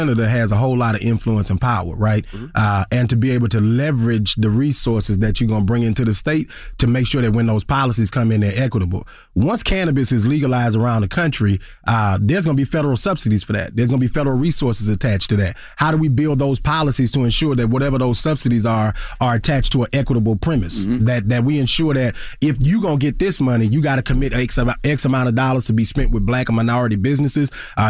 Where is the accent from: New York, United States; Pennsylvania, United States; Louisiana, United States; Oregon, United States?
Louisiana, United States; Baton Rouge; You know, I grew up in North Baton Rouge. I grew up middle class black.